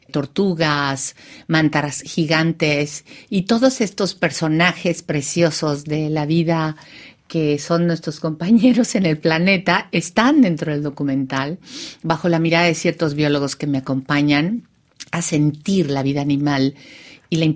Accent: Bahía de Banderas, Mexico; born there; Y utilizando este espacio donde yo nací para hablar de algo que es absolutamente universal

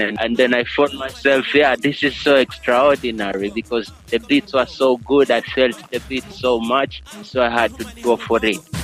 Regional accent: Coast, Kenya; first language Giriama; English is a second language

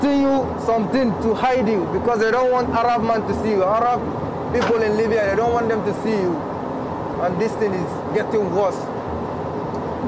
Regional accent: Northern Nigeria, Nigeria; moved away as an adult; I'm from northern Nigeria

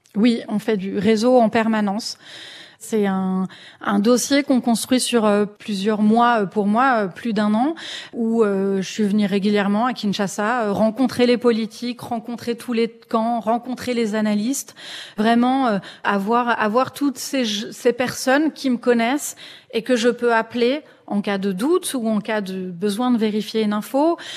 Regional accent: France; en tant que Français.

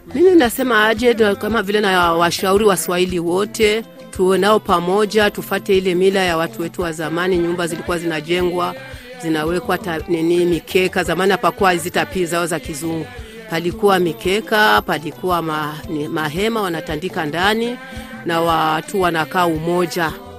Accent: Rumonge, Rumonge Province, Burundi; Ni Mswahili, nilizaliwa Rumonge. Babu yangu kwanza alizaliwa Rumonge, baba yangu kazaliwa Rumonge, mimi mwenyewe nimezalia Rumonge

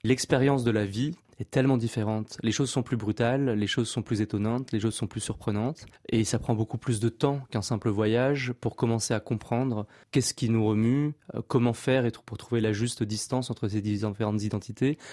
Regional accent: France; je suis né en France de parents cambodgiens

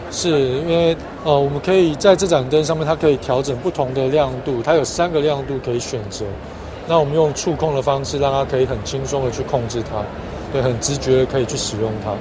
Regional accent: Taiwan; 我来自台湾

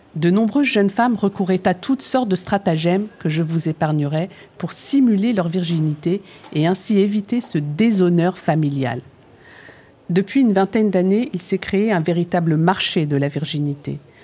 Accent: France; also born or lived in Algeria; me voilà donc de retour en France, plus française que jamais

